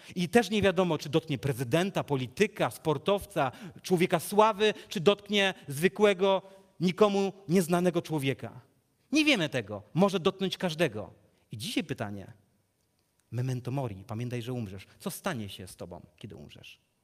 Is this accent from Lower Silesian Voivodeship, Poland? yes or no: yes; Legnica, Lower Silesian Voivodeship, Poland; z Legnicy, skąd pochodzę